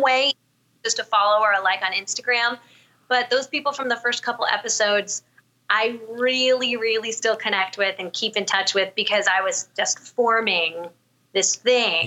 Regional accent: Southern California, United States; moved away as an adult; also born or lived in New York City; now in Arizona, United States; I'm originally from Southern California, and I grew up there

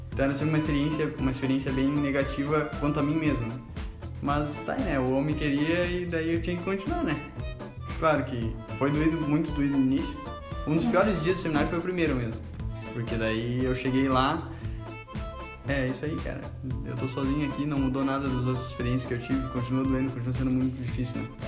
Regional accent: Capão da Canoa, Rio Grande do Sul, Brazil; now in Viamão, Brazil; eu moro em Viamão agora, sou natural de Capão da Canoa

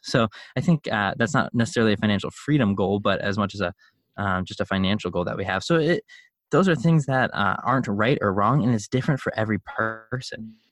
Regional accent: Chicago, Illinois, United States; I grew up in Chicago

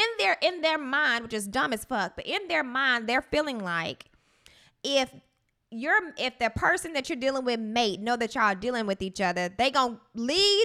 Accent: Pine Bluff, Arkansas, United States; People have this synopsis of, you know, I'm from Pine Bluff and sometimes I act like a little dude.

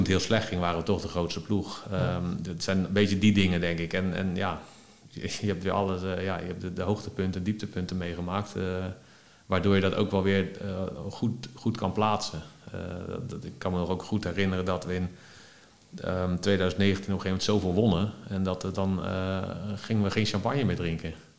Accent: Netherlands; als Nederlander

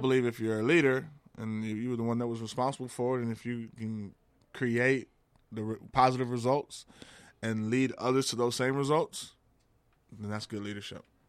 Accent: Texas, United States; I grew up in Texas.

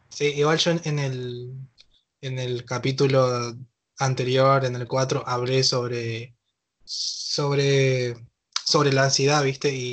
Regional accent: Argentina; la situación de cuarentena en la que estamos pasando todos los argentinos

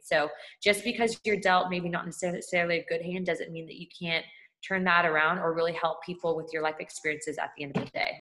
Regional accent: California, United States; I'm originally from California

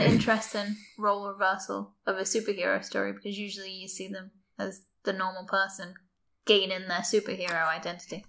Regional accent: Liverpool, North West England, United Kingdom; So I'm from Garston, like I say, which is an old docking town. It's where most of the ships go in to Liverpool.

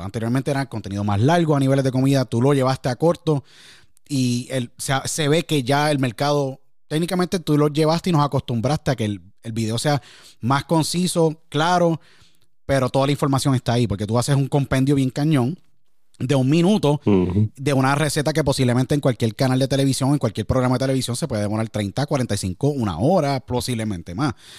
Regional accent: San Juan, Puerto Rico; me crié en Puerto Rico, en San Juan

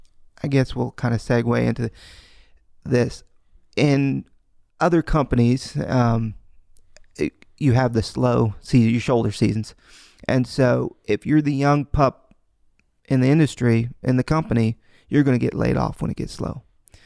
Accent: Kansas, United States; born there; I was born here in the States. I was born in Kansas.

